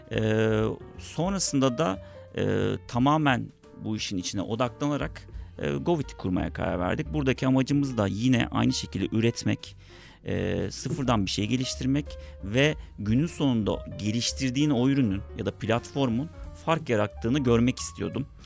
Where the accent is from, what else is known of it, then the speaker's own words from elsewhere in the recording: İzmir, Turkey; moved away as an adult; now in Istanbul, Turkey; Aslına bakarsan ortaokulu ve liseyi Borna Onda Lisesi'nde İzmir'de okudum. Ailem hala İzmir'de yaşıyor. Ama e, İstanbul Teknik Üniversitesi kazanınca İstanbul'a geldim. O günden beri de İstanbul'dayım. Herhalde bir 20 seneye yaklaştı. Artık bir nebze olsun da İstanbulluyum diyebilirim.